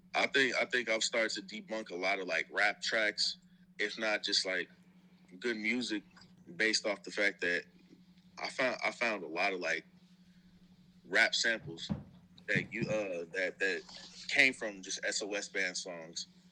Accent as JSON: {"language": "English", "town": "Houston", "region": "Texas", "country": "United States", "tie": "born or raised there", "also_born_or_lived": "Tennessee", "said": "I was born in Tennessee, but I was raised in Houston"}